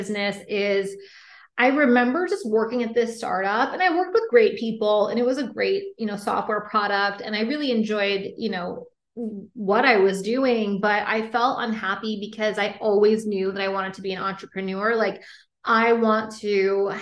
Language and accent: English; Boston, Massachusetts, United States; moved away as an adult; also born or lived in San Francisco; I'm originally from Boston